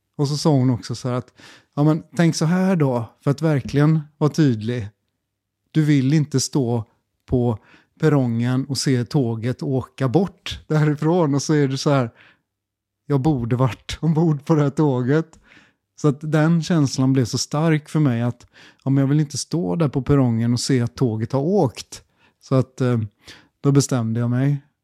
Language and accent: Swedish; Gothenburg, Västra Götaland, Sweden; moved away as an adult; also born or lived in China; jag är uppvuxen i Göteborg på hissingen